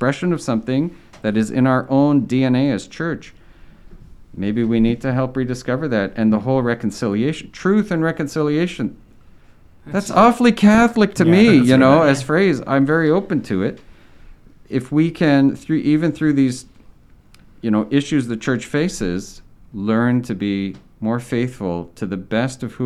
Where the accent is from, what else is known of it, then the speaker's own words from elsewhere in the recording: Southern Quebec, Canada; moved away as an adult; now in Ontario, Canada; I'm from Southern Quebec